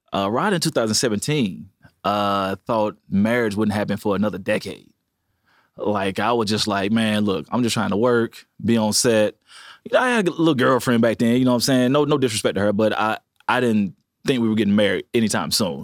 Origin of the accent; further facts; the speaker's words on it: Montgomery, Alabama, United States; I said, Montgomery.